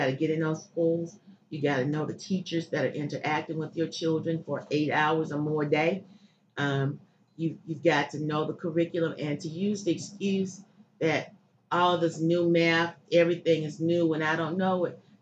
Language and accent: English; Chester, Pennsylvania, United States; I grew up here in Chester. Chester um, is home